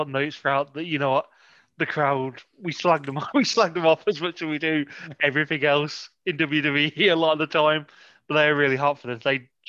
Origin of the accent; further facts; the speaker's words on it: Canada; I'm just Canadian and that's enough.